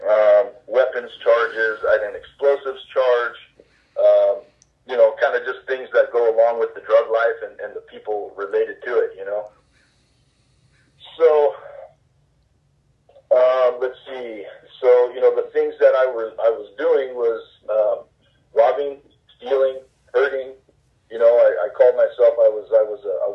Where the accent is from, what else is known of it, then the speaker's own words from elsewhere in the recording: Orange County, California, United States; I was raised in Orange County